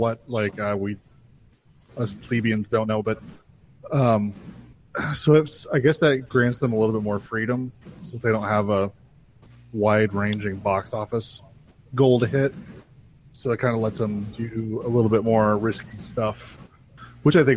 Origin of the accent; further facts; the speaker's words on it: United States; Our American citizenship.